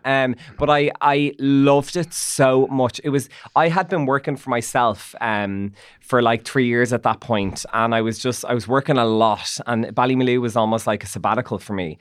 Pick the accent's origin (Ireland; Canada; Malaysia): Ireland; Dublin, Leinster; I'm from Nucgrove